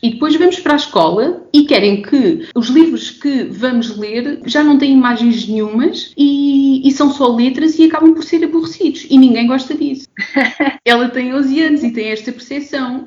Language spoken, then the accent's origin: Portuguese; Évora, Alentejo, Portugal; eu sou alentejana, eu sou de Évora